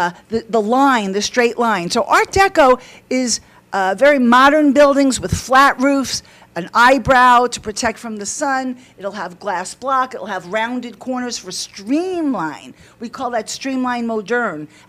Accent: New York City, New York, United States; moved away; also born or lived in Palm Beach, Florida; I'm from Brooklyn

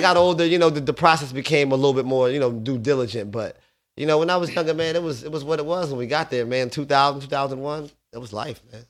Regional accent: Paulsboro, New Jersey, United States; also born or lived in Southwest Philadelphia, Pennsylvania / West Philadelphia, Pennsylvania; Grew up, uh, West Philly slash Paulsboro, New Jersey.

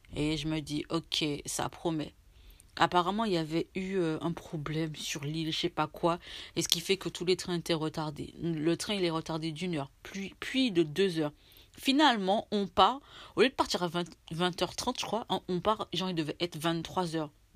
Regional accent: France; je suis française

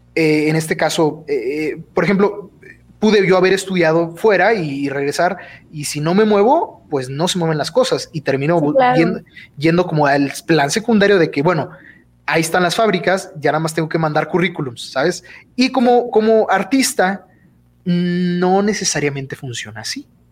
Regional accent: Durango, Mexico; soy de Durango, Durango, este, orgullosamente de, aquí del estado de Durango

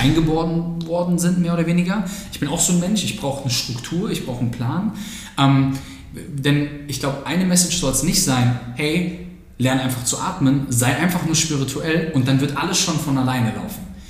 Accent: Germany; als Deutscher

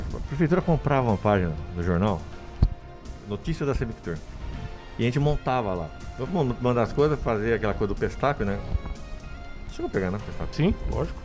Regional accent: Indaiatuba, São Paulo, Brazil; eu cresci em Indaiatuba, né? Então eu moro aqui desde 69

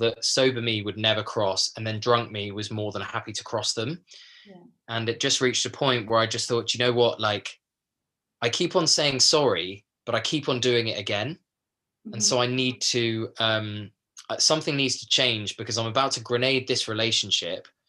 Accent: a small village in Kent, South East England, United Kingdom; I come from a small like village in Kent

